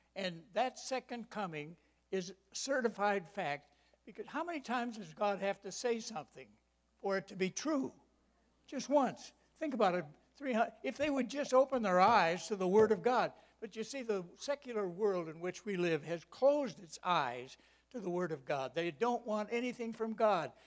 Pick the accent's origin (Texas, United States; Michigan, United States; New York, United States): Michigan, United States; I grew up in Michigan